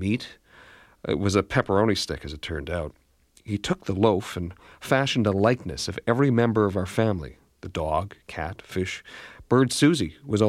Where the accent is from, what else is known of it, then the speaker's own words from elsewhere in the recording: Canada; Being Canadian